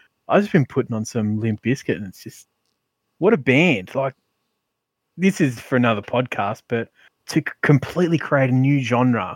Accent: Sydney, New South Wales, Australia; I'm from Mount Druitt.

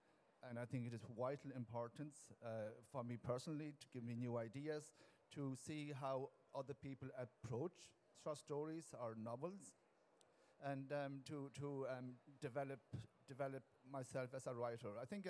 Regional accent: Ireland; first language Irish; English is a second language

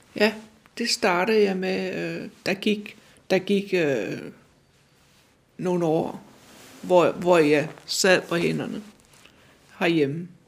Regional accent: Randers, Central Denmark Region, Denmark; moved away as an adult; also born or lived in Vejle / Copenhagen; now in Humlebæk, Denmark; Jeg kom fra Jylland, og jeg er født i Jylland, øh, Randersegnen, øh, men er født nede ved Vejle, men øh, vi flyttede til Randers ret tidligt.

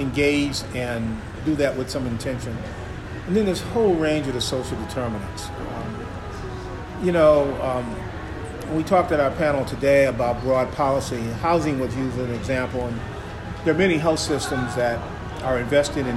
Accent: Chicago, Illinois, United States; I grew up in Chicago

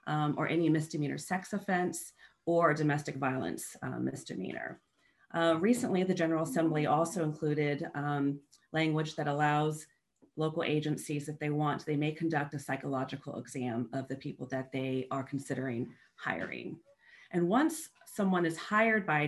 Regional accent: Northern Virginia, United States; I grew up in Northern Virginia

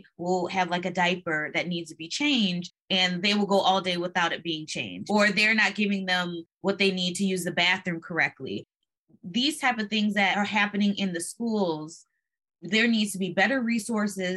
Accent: Michigan, United States; I'm from Michigan too

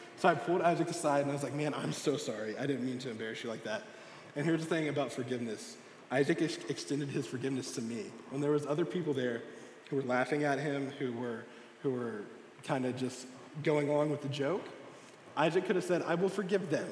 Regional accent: Texas, United States; now in Springfield, United States; I'm from Texas

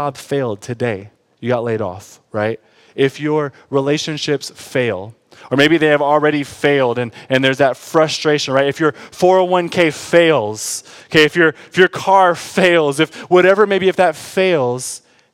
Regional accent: Detroit, Michigan, United States; I'm from Detroit

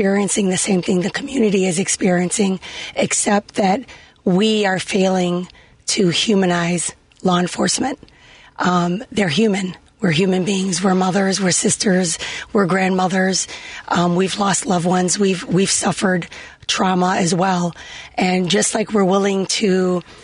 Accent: Chicago, Illinois, United States; growing up in Humboldt Park, we would go have our picnics there

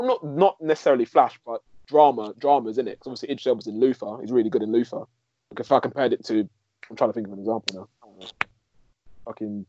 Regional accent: United Kingdom; I'm British.

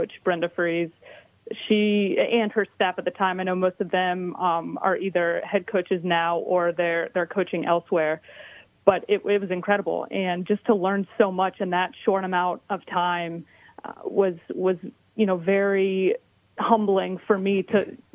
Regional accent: Ohio, United States; We're all from Ohio.

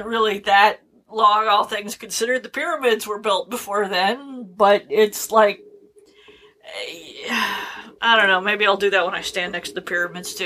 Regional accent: Oregon, United States; moved away; also born or lived in Arizona; I grew up mostly in Oregon and partly in Arizona.

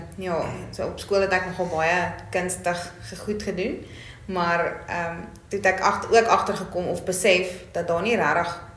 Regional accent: Bloemfontein, Free State, South Africa; ek is van Bloemfontein af, ek is hier gebore

